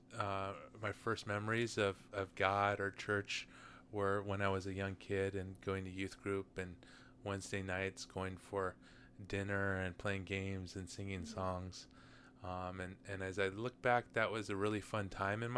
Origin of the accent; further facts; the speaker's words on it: Southern California, United States; I was born and raised in Southern California.